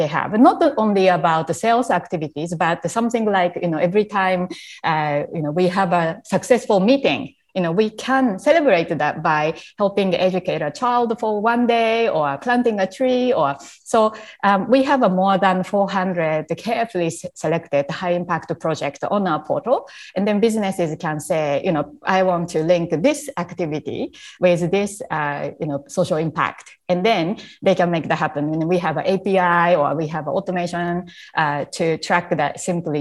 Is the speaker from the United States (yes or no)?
no; Japan; English is a second language; moved away as an adult; also born or lived in Canada; when I was a young child growing up in Japan